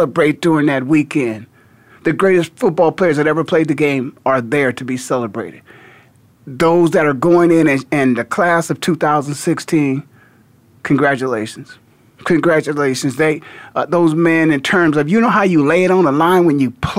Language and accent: English; Canton, Ohio, United States; now in Phoenix, United States; I'm born and raised in the Hall of Fame city